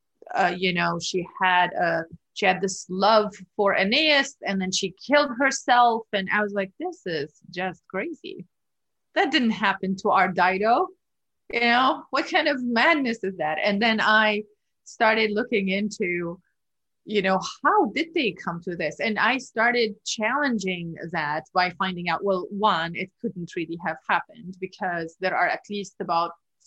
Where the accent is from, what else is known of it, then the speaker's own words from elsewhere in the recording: Lebanon; moved away as an adult; now in United States; Growing up in Lebanon, I also had this urge for justice